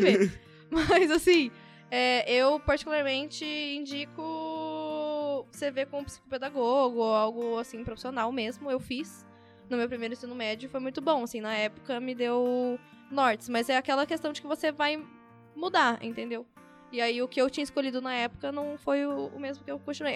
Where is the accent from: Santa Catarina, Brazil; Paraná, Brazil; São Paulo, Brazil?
São Paulo, Brazil; a gente é de São Paulo